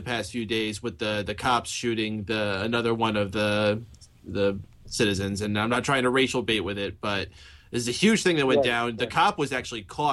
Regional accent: New Windsor, New York, United States; I'm actually from New Windsor, so I don't actually live in the ghetto

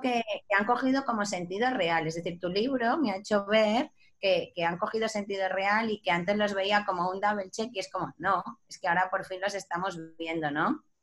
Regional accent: Ibiza, Balearic Islands, Spain; yo que soy de Ibiza y ahora estoy en Ibiza

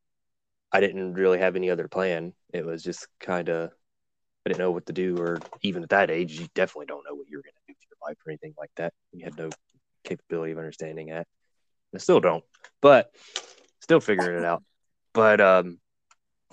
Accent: Blue Ridge Mountains, Virginia, United States; growing up where I grew up, I am originally from Virginia in the Blue Ridge Mountains

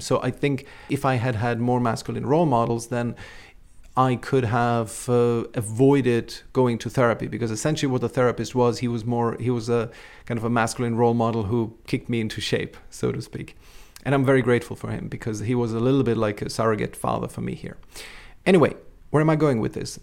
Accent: Austria; also born or lived in Czechoslovakia (Czech Republic); we emigrated to capitalist Austria

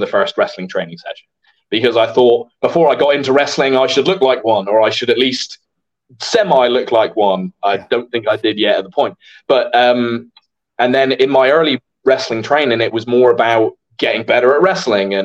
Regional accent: Holsworthy, South West England, United Kingdom; Holsworthy, in my hometown

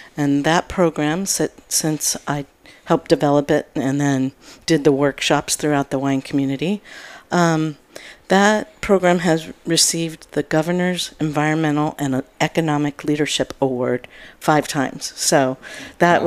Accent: Sierra foothills, California, United States; moved away as an adult; also born or lived in Oakland, California / Atlanta, Georgia / San Francisco; now in Benicia, United States; raised in the Sierra foothills

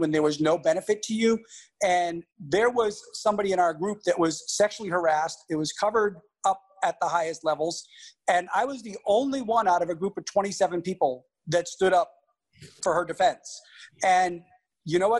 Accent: Boston, Massachusetts, United States; I'm from Boston

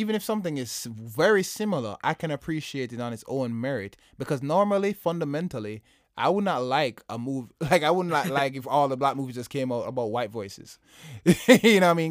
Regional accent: Jamaica; I'm Jamaican

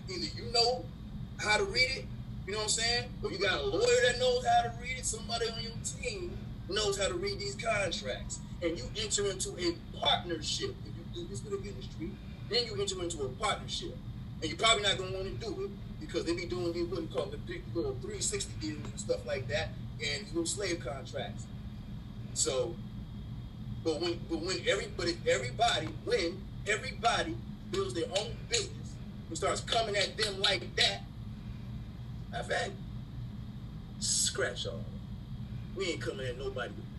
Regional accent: South Carolina, United States; We're from the Palmetto State.

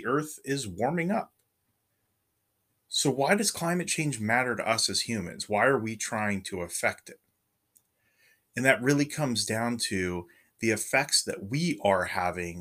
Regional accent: California, United States; moved away as an adult; also born or lived in Oregon; I grew up in California and I went to college in Oregon.

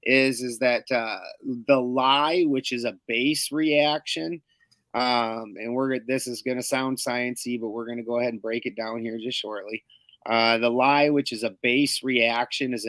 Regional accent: Canada; moved away; I'm from Canada's taint, you know. So my accent, my accent's almost the same as yours

